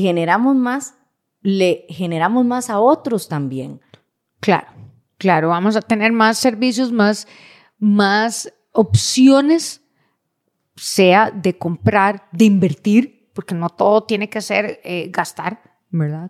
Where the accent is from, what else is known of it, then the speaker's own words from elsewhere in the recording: Costa Rica; como buenos ticos